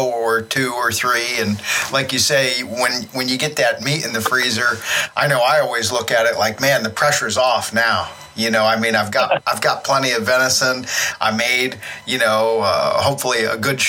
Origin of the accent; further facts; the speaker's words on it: Pennsylvania, United States; here in my home state of Pennsylvania